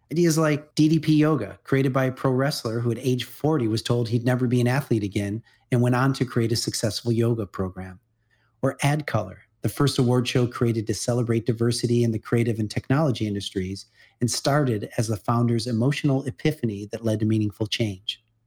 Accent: Midwest, United States; I grew up in the Midwest

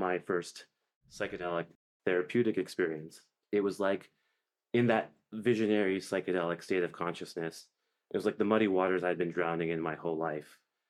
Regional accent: Canada; moved away as an adult; also born or lived in Oxford, United Kingdom; now in San Francisco, United States; Did medical school in my hometown in Canada.

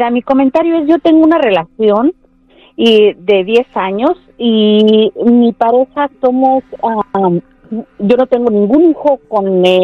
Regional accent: Mexico; No, yo soy mexicana y no soy interesada.

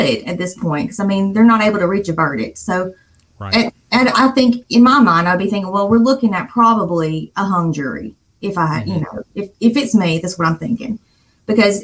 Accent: Sullivan, Alabama, United States; accent: Southern; I'm from the South. I'm from Alabama, from a tiny little town called Sullivan

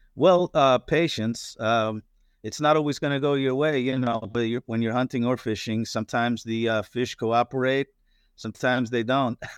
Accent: northeastern Pennsylvania, United States; also born or lived in Florida; now in Destin, United States; I grew up in Pennsylvania, uh, in northeastern Pennsylvania, uh, near the Poconos, Pocono Mountains

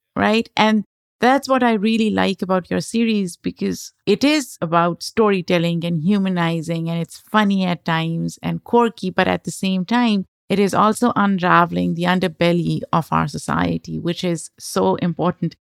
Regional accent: Lahore, Punjab, Pakistan; moved away as an adult; also born or lived in Denver, United States; I grew up in Lahore in Pakistan, metropolitan city, very crowded

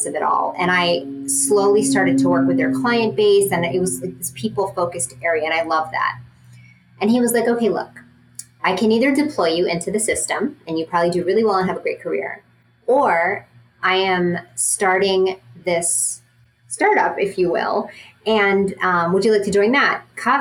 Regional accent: Dubai, United Arab Emirates; moved away; growing up in Dubai

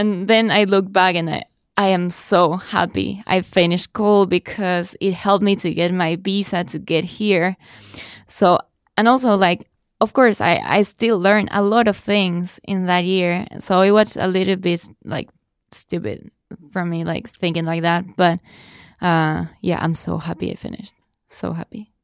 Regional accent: Argentina; first language Spanish; English is a second language; moved away as an adult; I studied English, uh, for a long time back in Argentina

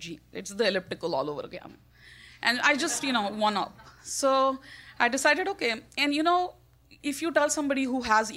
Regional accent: India; I'm Indian.

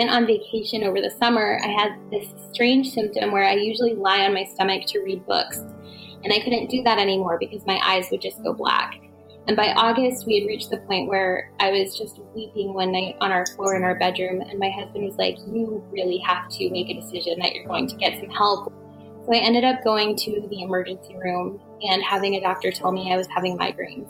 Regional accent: Woodbridge, Virginia, United States; I grew up in Northern Virginia

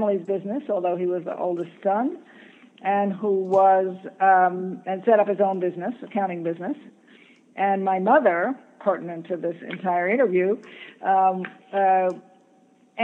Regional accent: New York City, New York, United States; I grew up in New York City

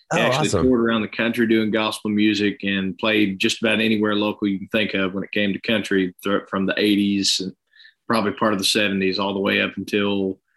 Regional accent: Chattanooga, Tennessee, United States; Well, growing up here, man, we had – really, it was a little bit of everything because you're not far from anywhere you want to go. You got Knoxville, an hour and a half one way, Atlanta, 2 hours south, Nashville, 2.5 north.

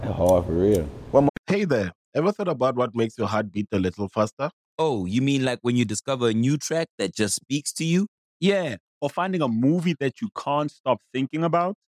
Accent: Dallas, Texas, United States; I'm from West Dallas

